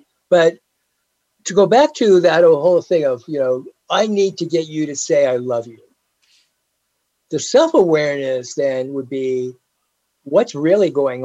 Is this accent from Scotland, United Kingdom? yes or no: yes; Scotland, United Kingdom; We're British. Again, we're right? Scottish.